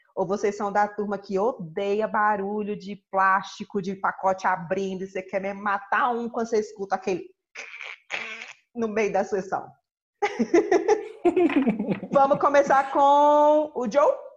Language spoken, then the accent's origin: Portuguese; Northeast Region, Brazil; eu como boa nordestina